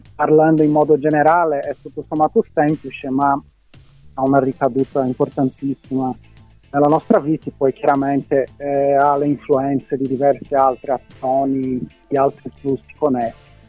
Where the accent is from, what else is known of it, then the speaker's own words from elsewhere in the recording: Brazil; Italian is a second language; moved away as an adult; now in Palermo, Italy; mi sono laureato in ecologia, eh, in Brasile, sono brasiliano